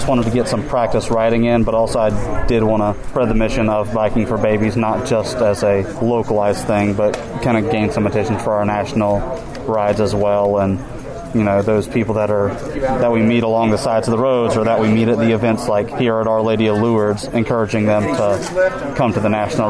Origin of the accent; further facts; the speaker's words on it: Mobile, Alabama, United States; I am from Mobile, Alabama.